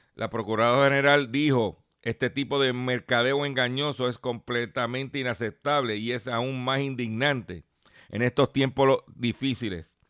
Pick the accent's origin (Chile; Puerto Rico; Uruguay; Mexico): Puerto Rico; Lares; allá en Ranchote, en Lares, en mi pueblo de Lares